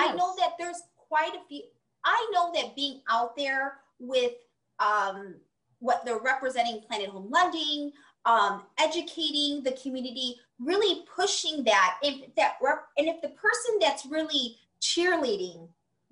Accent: Chicago, Illinois, United States; my hometown of Chicago

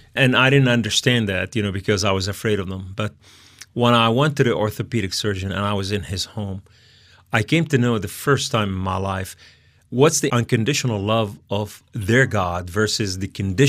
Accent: Beirut, Beirut Governorate, Lebanon; Yeah, we came from Lebanon, from Beirut.

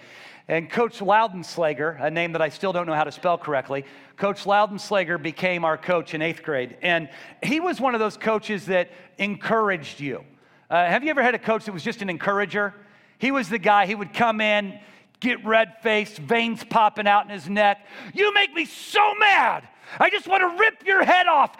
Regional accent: Columbia, Missouri, United States; I grew up in Columbia, Missouri, just outside the city

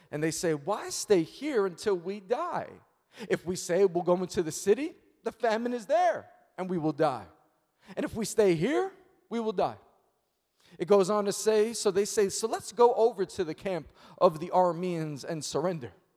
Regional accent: New York City, New York, United States; I'm born and raised in Queens, New York

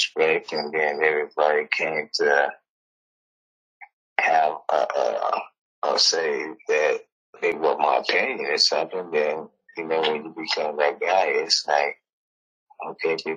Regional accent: Los Angeles, California, United States; also born or lived in East St. Louis, Illinois; Born in East St. Louis. Grew up in San Fernando Valley, Panorama City.

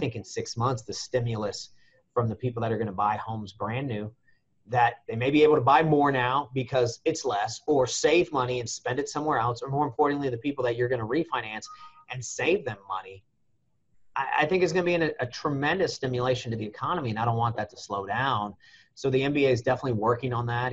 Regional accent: United States

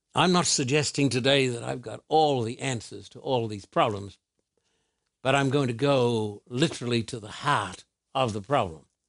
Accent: Australia; moved away; when I was a little boy growing up in Australia

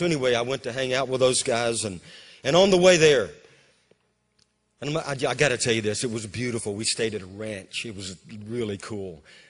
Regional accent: Amarillo, Texas, United States; born there; I was born in Amarillo, and though Mineral Wells, Texas, is about 3 or so hours, you know, east of Amarillo.

